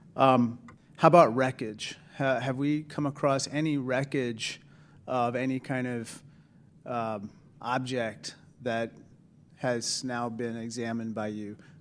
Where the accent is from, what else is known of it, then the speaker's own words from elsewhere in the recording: Kansas, United States; I'm from Kansas.